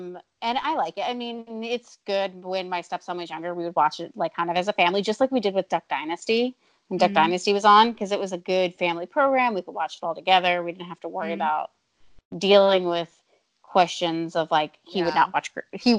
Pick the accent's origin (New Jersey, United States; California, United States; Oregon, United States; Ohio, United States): New Jersey, United States; I grew up right outside of Philadelphia